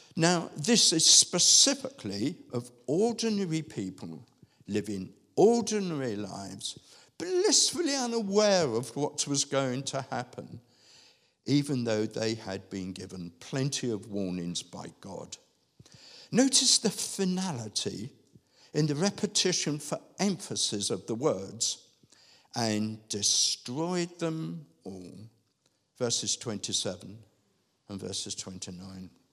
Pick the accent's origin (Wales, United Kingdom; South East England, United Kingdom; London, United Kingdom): London, United Kingdom; As a child growing up in Southeast London